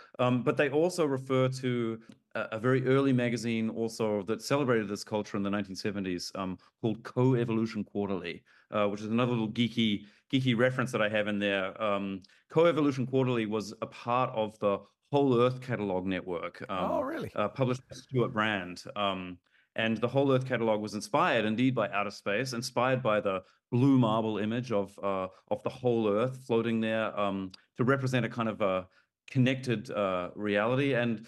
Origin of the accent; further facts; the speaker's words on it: Auckland, New Zealand; moved away as an adult; now in Berlin, Germany; I was born in Auckland.